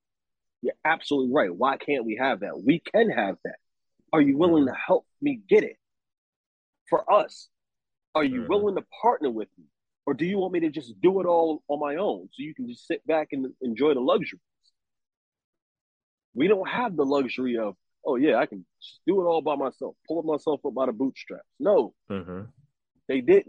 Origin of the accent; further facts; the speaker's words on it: New York, United States; I'm from the hood. I'm from Harlem. You know what I mean? West Side.